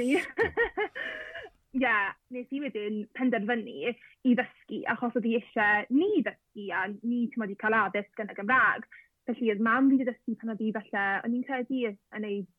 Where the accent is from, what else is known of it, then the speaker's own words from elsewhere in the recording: Llanelli, Wales, United Kingdom; So dwi'n dod o'r Lanelli